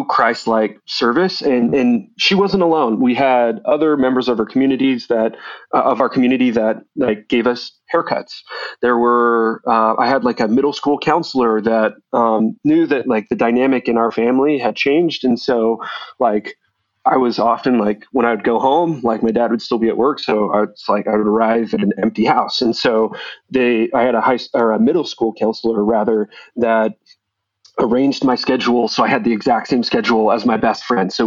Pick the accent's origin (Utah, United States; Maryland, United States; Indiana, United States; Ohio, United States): Utah, United States; Sandy; moved away; I grew up in the suburbs of Salt Lake. I grew up in Sandy